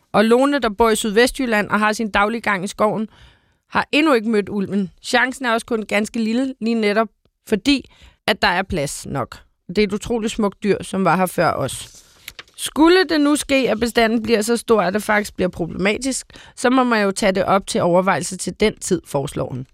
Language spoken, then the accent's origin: Danish; Copenhagen, Capital Region of Denmark, Denmark; også som københavner